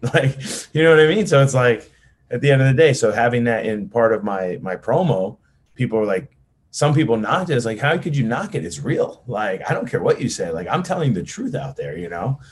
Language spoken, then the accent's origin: English; New Jersey, United States; I'm an Italian from New Jersey